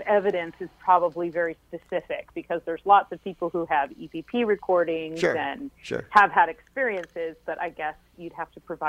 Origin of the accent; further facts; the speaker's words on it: West Coast, United States; I came from the West Coast, and everything, every square inch of my city was developed.